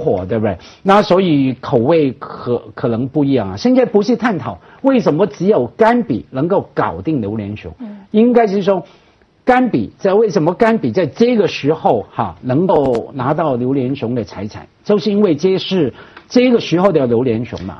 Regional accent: Hong Kong; 因为我们香港人嘛，而且从小看他的新闻

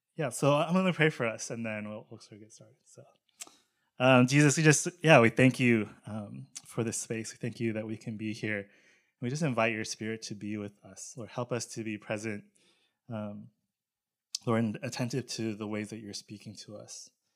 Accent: Charlotte, North Carolina, United States; I grew up in Charlotte, North Carolina

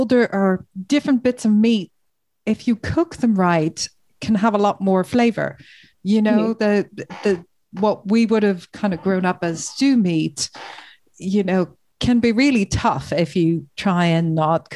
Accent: Ireland; I'm Irish

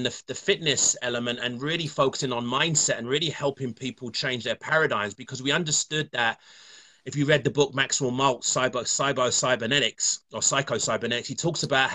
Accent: London, United Kingdom; now in Ontario, Canada; I'm from London, England, as you can probably tell from the accent, and I live in Canada, Ontario.

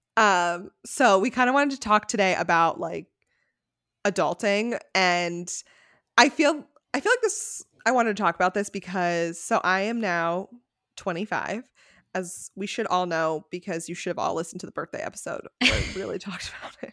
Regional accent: Connecticut, United States; moved away as an adult; also born or lived in San Francisco; we grew up in Connecticut

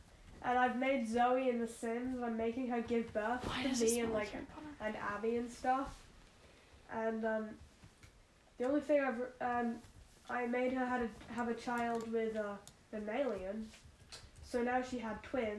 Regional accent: United Kingdom; You can tell who I am because I'm British, kind of.

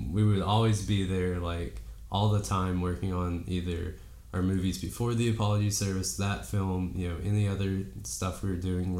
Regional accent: Dade County, Georgia, United States; moved away as an adult; also born or lived in Dahlonega, Georgia; I'm from Dade County, Georgia, which most people, if they don't know, is right below Chattanooga, Tennessee, where the northwest corner of the state. I came to college here in Dahlonega

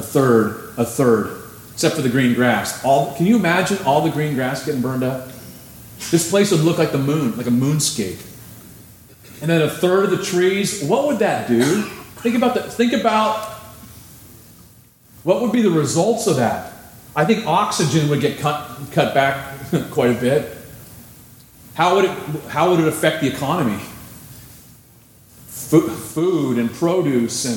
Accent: California, United States; I'm from California.

